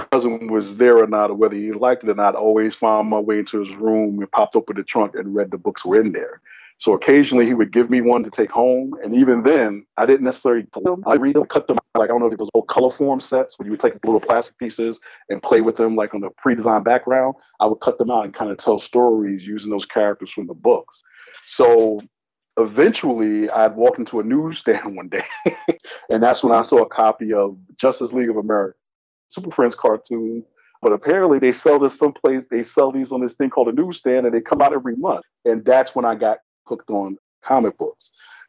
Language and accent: English; New York City, New York, United States; moved away as an adult; now in Chicago, United States; So for me, I'm originally from New York. So I'm originally from the Bronx, New York. So I consider myself a relatively recent transplant in Chicago. Been here about 12 years now.